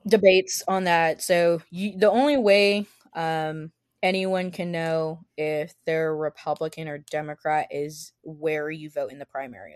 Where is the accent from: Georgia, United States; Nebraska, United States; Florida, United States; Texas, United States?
Texas, United States; the Rio Grande Valley; moved away as an adult; I'm from the Valley